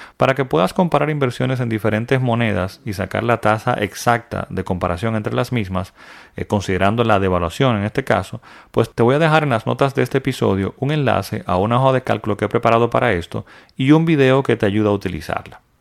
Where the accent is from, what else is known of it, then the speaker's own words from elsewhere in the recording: Dominican Republic; mi país, República Dominicana